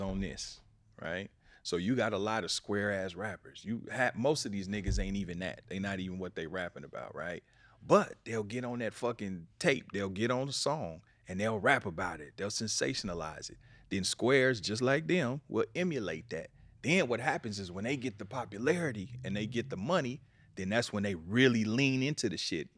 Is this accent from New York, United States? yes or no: no; Kansas City, Missouri, United States; moved away as an adult; now in Los Angeles, United States; I'm from Kansas City, but I've been out here twenty years